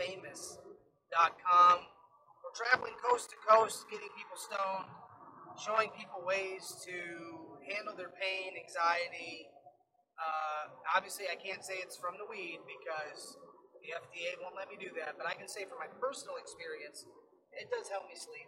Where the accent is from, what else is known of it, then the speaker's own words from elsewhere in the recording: Florida, United States; This was, and we're from Florida, so we're used to.